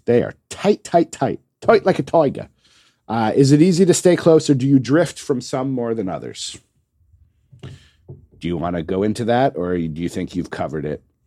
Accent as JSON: {"language": "English", "country": "United States", "said": "as an American"}